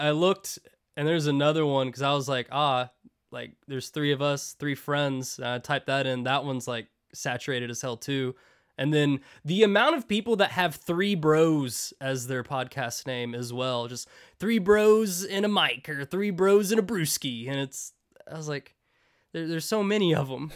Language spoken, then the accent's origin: English; United States; resident American